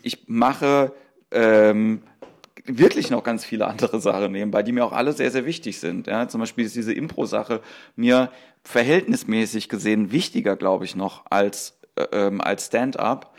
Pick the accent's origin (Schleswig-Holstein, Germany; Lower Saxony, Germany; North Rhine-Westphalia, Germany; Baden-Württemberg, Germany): Baden-Württemberg, Germany; Mannheim; ich bin aus Mannheim